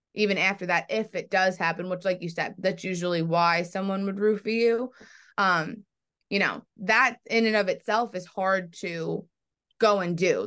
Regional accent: New York, United States; I'm from New York

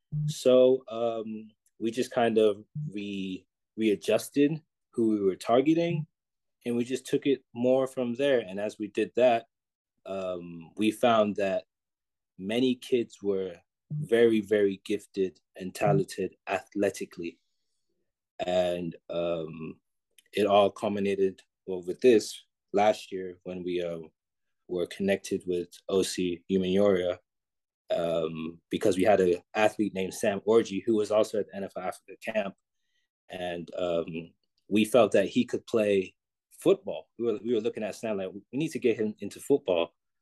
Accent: London, United Kingdom; also born or lived in Texas; Oh, we're from London.

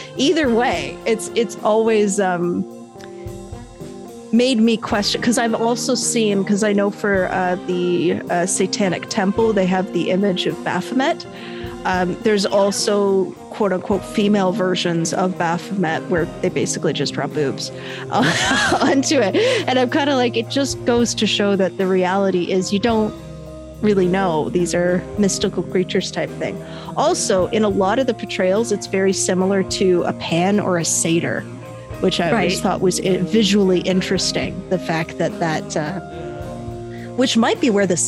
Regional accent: Canada; I'm Canadian

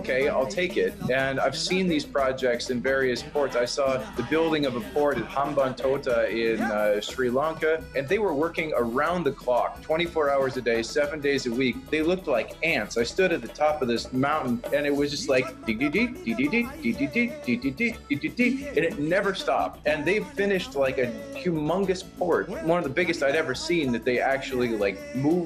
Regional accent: United States; as an American

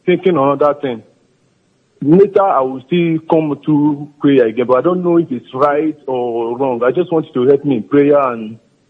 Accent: Nigeria; moved away as an adult; now in Italy; before I left Nigeria

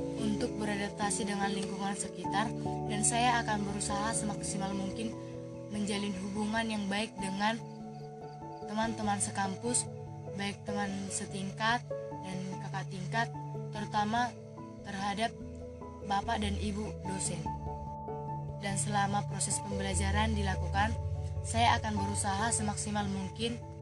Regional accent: Persawahan Samosir village, Pahajai district, North Tapanuli Regency, North Sumatra, Indonesia; Saya berasal dari Desa Persawahan Samosir, Kecamatan Pahajai, Kabupaten Tapanuli Utara

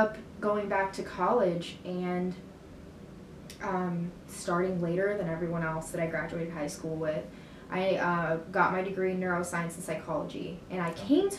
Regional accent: Colombia; born there; I'm an immigrant myself. Like, I was born in Colombia, so was my brother. We were adopted from there.

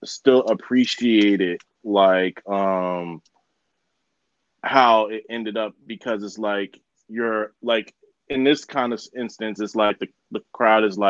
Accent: New Jersey, United States; my home state

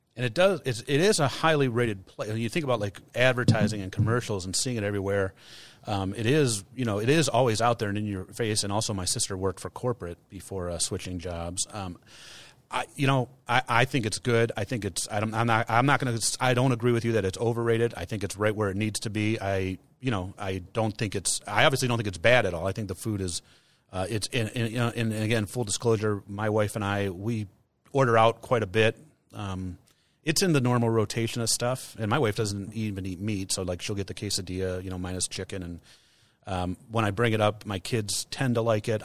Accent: United States; Americans, as American consumers pre-COVID

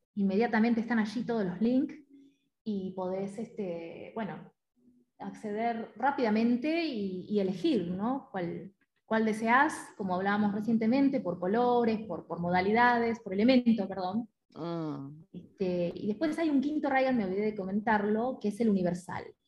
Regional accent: Mar del Plata, Buenos Aires Province, Argentina; yo soy de Mar del Plata

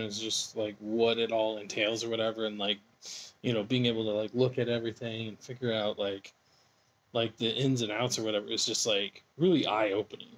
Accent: Boise, Idaho, United States; my hometown, Boise

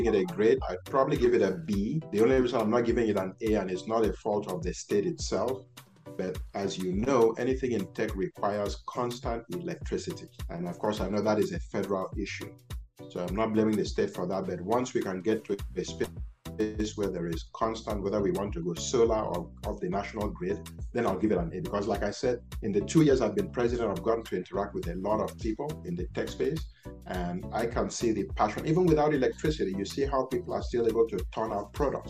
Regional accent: United States; born there; I was born in the United States. Many people don't know that.

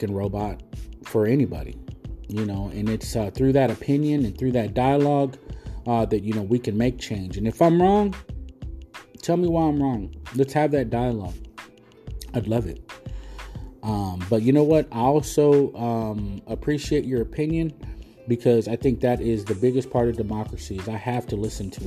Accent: United States; I'm an American.

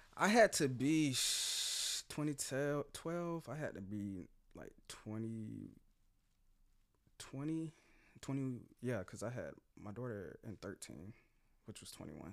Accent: Jacksonville, Florida, United States; I'm from here, man. I'm a native, Jacksonville

